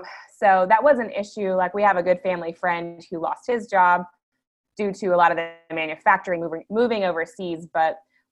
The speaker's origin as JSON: {"language": "English", "town": "Spartanburg", "region": "South Carolina", "country": "United States", "said": "I'm from Spartanburg, South Carolina, originally, which textiles was like the industry. Really? It's a small town"}